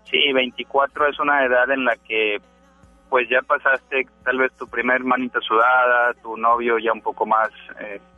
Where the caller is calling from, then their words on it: Monterrey, Nuevo León, Mexico; Eh, de Monterrey